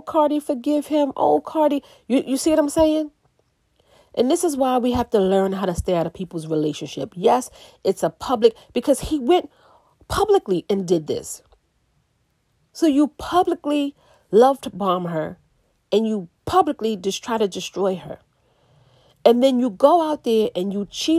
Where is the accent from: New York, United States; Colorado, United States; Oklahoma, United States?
New York, United States; New York City; I'm from the Bronx